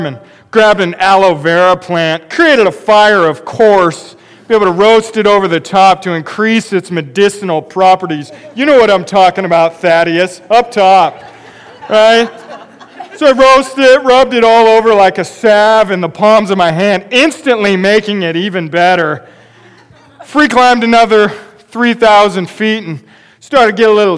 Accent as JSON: {"language": "English", "region": "Pacific Northwest", "country": "United States", "tie": "born or raised there", "said": "I have grown up in the Pacific Northwest"}